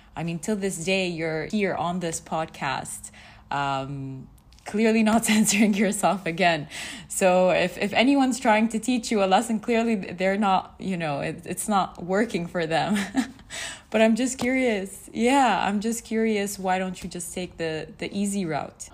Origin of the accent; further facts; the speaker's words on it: Saudi Arabia; I grew up in Saudi